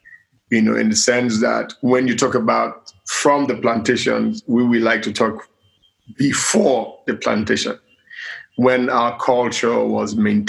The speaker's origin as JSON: {"language": "English", "town": "Port Harcourt", "region": "Rivers State", "country": "Nigeria", "said": "I'm from Nigeria, from Port Harcourt, actually. Port Harcourt is the capital of Rivers State."}